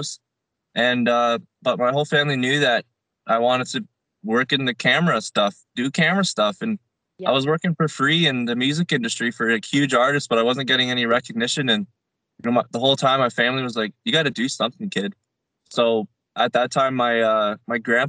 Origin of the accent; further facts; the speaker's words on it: Bradford, Ontario, Canada; moved away as an adult; now in Calgary, Canada; my hometown of Bradford, Ontario